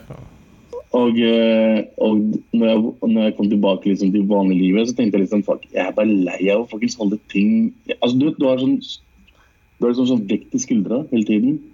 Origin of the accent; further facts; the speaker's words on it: Lørenskog, Akershus, Norway; also born or lived in Lahore, Pakistan; er født og vokst opp i Norge